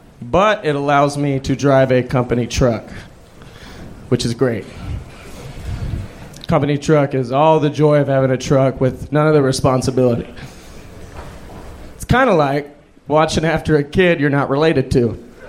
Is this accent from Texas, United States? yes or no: yes; Austin, Texas, United States; I was born here.